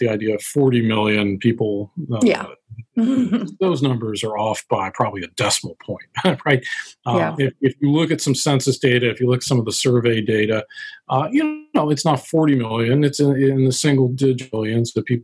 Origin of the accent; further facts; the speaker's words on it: Dayton, Ohio, United States; I grew up in Dayton, Ohio